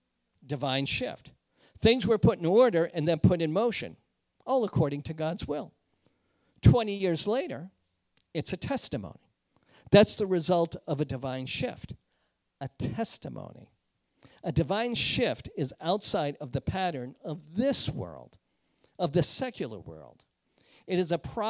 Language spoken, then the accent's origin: English; outside of Boston, Massachusetts, United States; the carpeted flooring of my house where I grew up in Boston